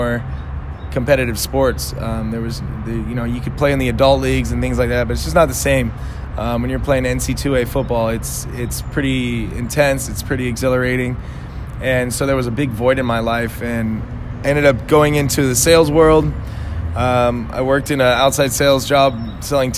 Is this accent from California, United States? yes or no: yes; Los Angeles, California, United States; moved away as an adult; now in San Diego, United States; I grew up